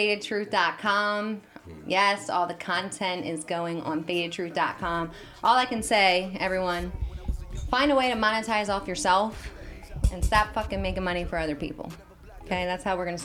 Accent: New Jersey, United States; accent: Jersey; now in Las Vegas, United States; my Jersey accent

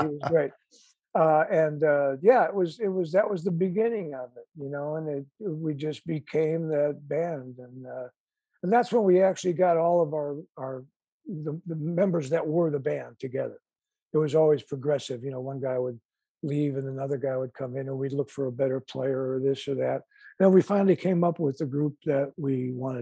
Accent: Chicago, Illinois, United States; our Chicago roots

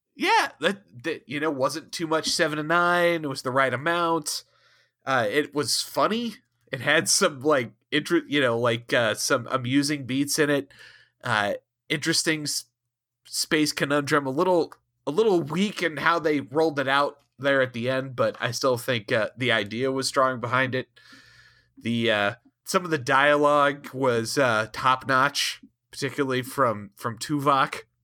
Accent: Ohio, United States; both from Ohio

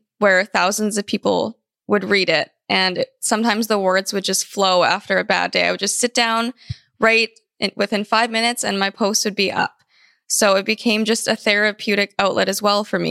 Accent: Vancouver, British Columbia, Canada; also born or lived in California; I was born in California, actually, but I moved to Vancouver, Canada when I was very young. I was about 4, and I've lived here ever since then.

